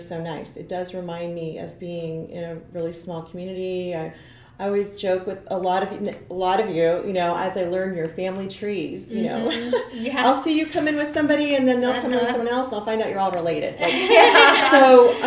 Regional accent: Nebraska, United States; moved away as an adult; also born or lived in Kansas City, Missouri; now in Lee's Summit, United States; I grew up in Nebraska, but I landed in Kansas City, like, I don't know, 28 years ago or so.

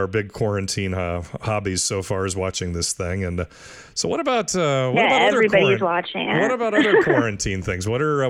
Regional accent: Midwest, United States; now in California, United States; I'm from the Midwest

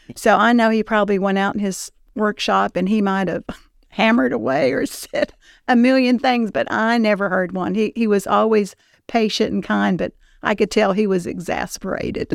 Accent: Tullahoma, Tennessee, United States; I grew up in Tullahoma. Um, we moved there when I was twelve years old.

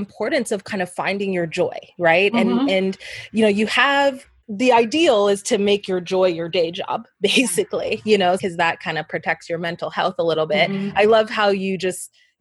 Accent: Toronto, Ontario, Canada; now in Harlem, United States; I'm from Toronto

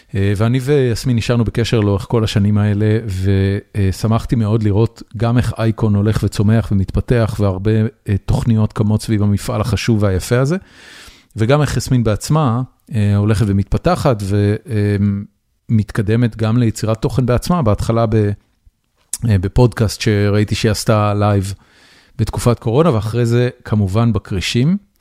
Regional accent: Israel; now in United States; אנחנו שנינו גדלנו בארץ, ועברנו באיזושהי נקודה לארצות הברית

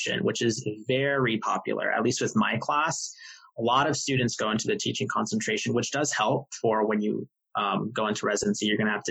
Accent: Tampa, Florida, United States; I'm also from Tampa, so, you know, I was able to live at home and save money from not having to move.

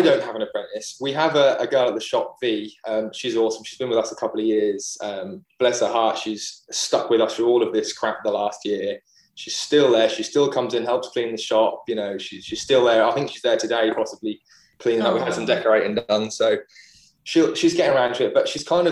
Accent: Great Yarmouth, East of England, United Kingdom; also born or lived in Norwich; So I live in Norwich now. I grew up in Great Yarmouth.

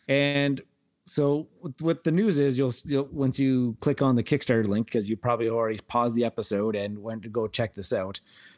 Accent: Saskatchewan, Canada; we're from Saskatchewan. We grew up playing Kaiser like a billion times.

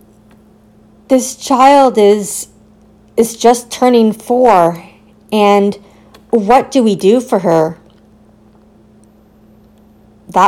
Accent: Richmond Hill, Ontario, Canada; I was born in Richmond Hill, Ontario

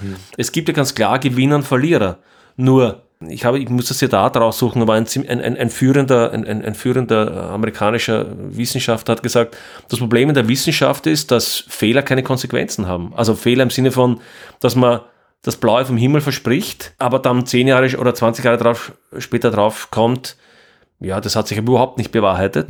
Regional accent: Austria; ich bin Österreicher

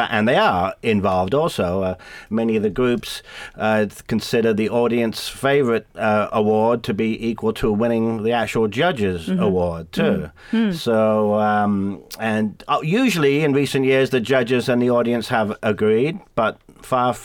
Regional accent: England, United Kingdom; moved away; being English, we have a tradition in England of drinking beer and singing

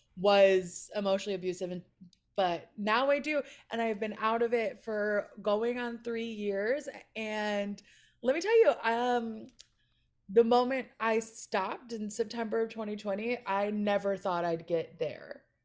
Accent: Chicago, Illinois, United States; now in Los Angeles, United States; I was born and raised in Chicago, and then my parents moved us to a suburb, like, twenty minutes northwest of the city

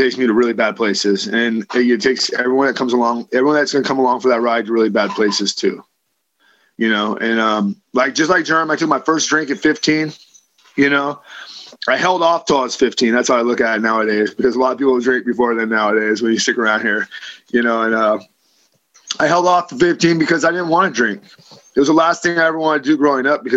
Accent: Livermore, California, United States; I grew up in Livermore, California, to two parents who were practicing alcoholics

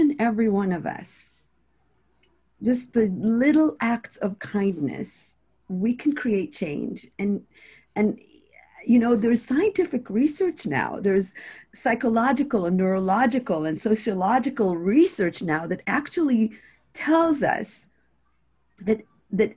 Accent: Israel; moved away; growing up in Israel, I grew up with a lot of anxiety

